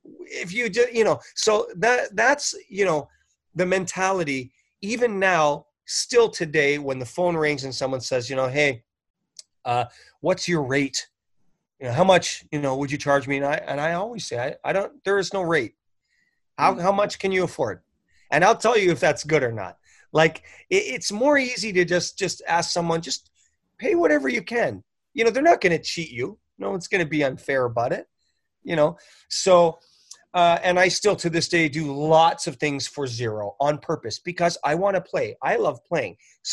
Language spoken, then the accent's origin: English; Canada; moved away as an adult; now in Los Angeles, United States; when I moved to Los Angeles, you got to remember, I moved from Canada. I had already been on a couple of hundred CDs from Canada.